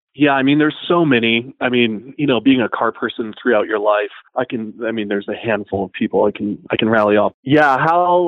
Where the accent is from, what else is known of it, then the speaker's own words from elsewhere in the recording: Idaho, United States; growing up in Idaho